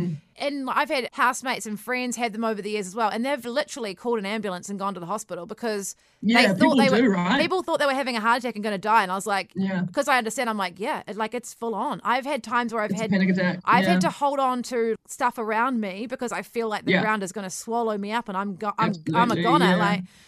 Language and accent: English; New Zealand; You know, I think we're the Kiwi nature as well, we're so down to earth